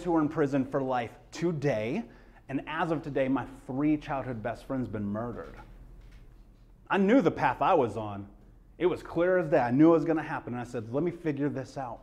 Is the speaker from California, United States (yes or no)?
no; Indianapolis, Indiana, United States; I grew up in Indianapolis, grew up in America